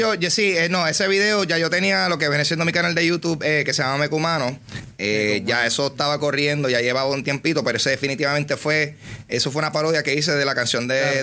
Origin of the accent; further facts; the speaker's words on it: Carolina, Puerto Rico; soy de Carolina